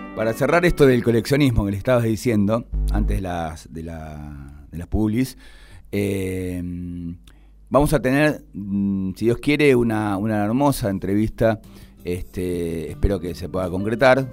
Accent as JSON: {"language": "Spanish", "country": "Argentina"}